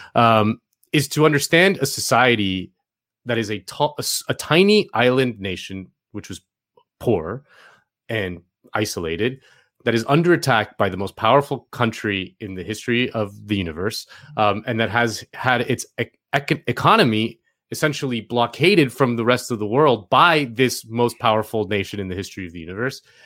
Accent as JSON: {"language": "English", "town": "Miami", "region": "Florida", "country": "United States", "tie": "born or raised there", "said": "growing up in Miami"}